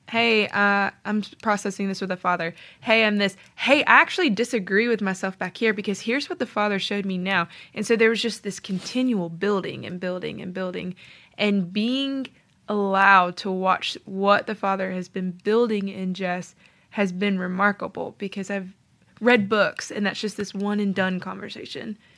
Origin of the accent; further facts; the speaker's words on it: Tennessee, United States; moved away as an adult; also born or lived in Georgia; I'm from Tennessee